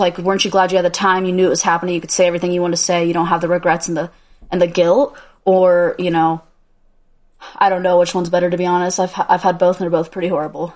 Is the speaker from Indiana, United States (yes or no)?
yes; Indiana, United States; moved away; my whole life, I grew up in Indiana